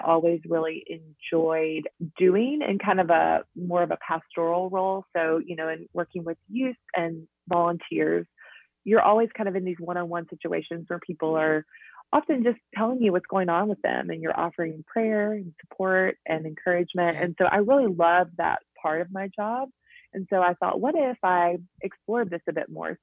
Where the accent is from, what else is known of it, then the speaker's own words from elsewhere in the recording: Jackson, Tennessee, United States; moved away as an adult; also born or lived in Kanakuk, Missouri / Nashville, Tennessee; I'm originally from Jackson, Tennessee, which is about two hours from Nashville.